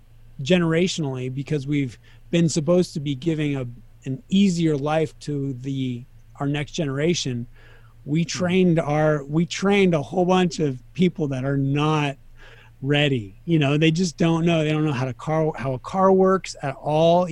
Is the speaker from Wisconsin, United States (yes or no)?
no; Sacramento, California, United States; moved away as an adult; also born or lived in Reno, Nevada / Kansas City / Las Vegas; I grew up in Sacramento, and I was there until I was 24.